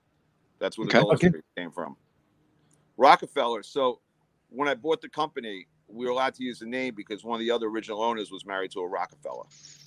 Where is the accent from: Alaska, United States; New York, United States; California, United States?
New York, United States; I'm from New York.